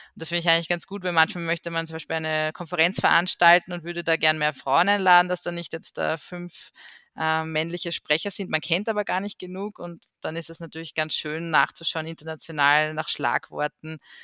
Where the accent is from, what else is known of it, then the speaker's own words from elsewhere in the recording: Austria; bei uns in Österreich